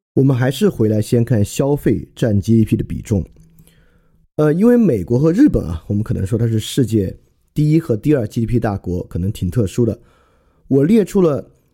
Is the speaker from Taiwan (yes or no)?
no; China; 我们中国人